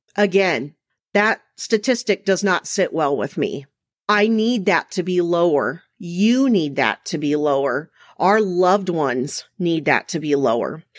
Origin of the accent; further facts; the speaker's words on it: Mesa, Arizona, United States; I was raised in Mesa, Arizona